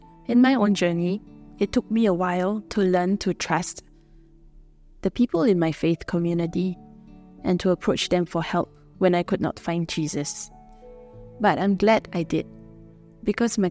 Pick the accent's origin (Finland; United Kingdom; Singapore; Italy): Singapore; I'm a missionary from Singapore